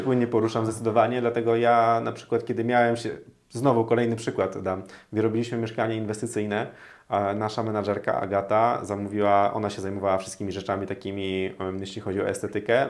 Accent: Toruń, Kuyavian-Pomeranian Voivodeship, Poland; now in Warsaw, Poland; ja pochodzę z Torunia

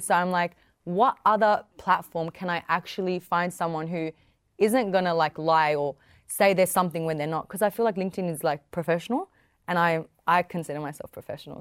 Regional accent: the West, New South Wales, Australia; I'm young. I'm Middle Eastern. I come from the West.

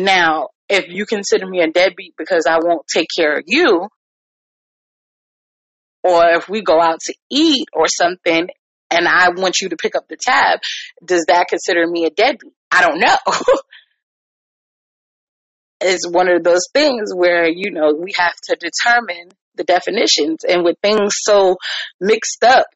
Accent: New York, United States; now in Virginia, United States; I'm a New Yorker

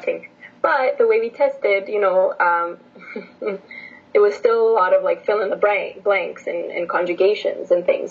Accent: Edmonton, Alberta, Canada; English is a second language; also born or lived in Bucharest, Romania; I was born in Bucharest, okay, uh, Romania. Yeah and then I moved uh, to Edmonton when I was in grade 2

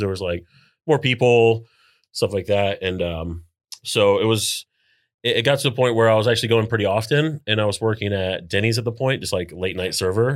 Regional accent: New Smyrna Beach, Florida, United States; settled in New Smyrna when I was, like, three

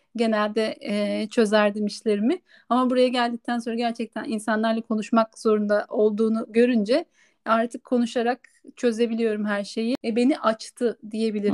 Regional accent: Turkey; moved away as an adult; now in Spain; Türk olduğumu

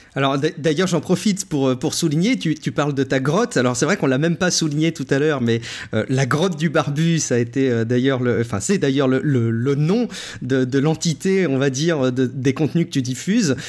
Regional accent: France; chez nous en France

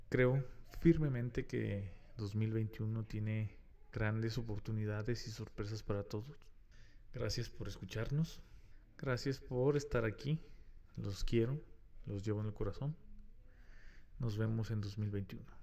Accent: Mexico; Hago un paréntesis aquí, como buen mexicano, no creas que el que ya está la vacuna significa que no hay COVID

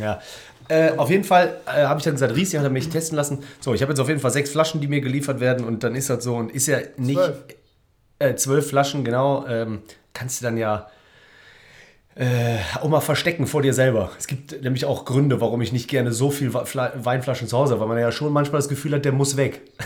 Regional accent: Cologne, North Rhine-Westphalia, Germany; als ja, Kölner

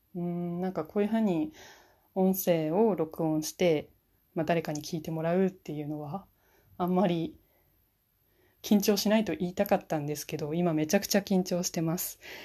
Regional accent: Fukushima, Japan; moved away as an adult; now in Niigata, Japan; 私は今、新潟の方に住んでるんですけれども、出身は福島県です

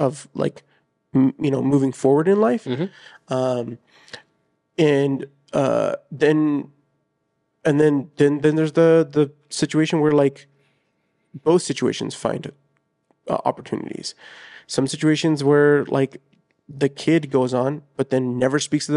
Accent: United States; I was born here in the States, but I had two parents who were very, you know, Mexican

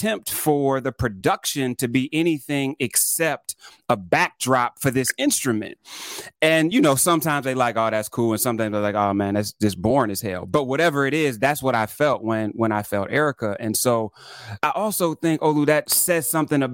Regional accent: Toledo, Ohio, United States; I grew up in Ohio, and so I was in Toledo, which is, you know, 30 minutes from Detroit

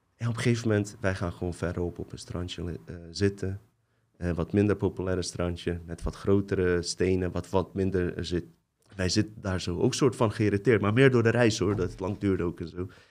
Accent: Bosnia & Herzegovina; also born or lived in Croatia; now in Netherlands; ik kom uit Bosnië

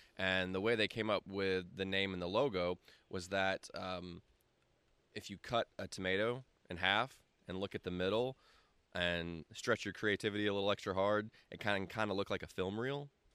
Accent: Greenville, South Carolina, United States; I've been here my whole life

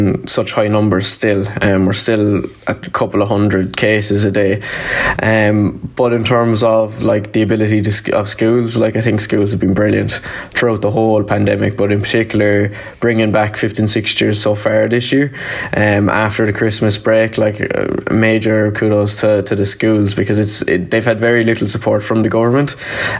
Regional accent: Limerick, Munster, Ireland; I'm from Limerick. I'm a Leaving Cert student down here in John the Baptist Community School.

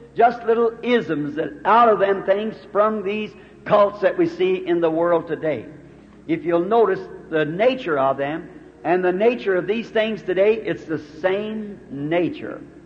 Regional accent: United States; I'm an American

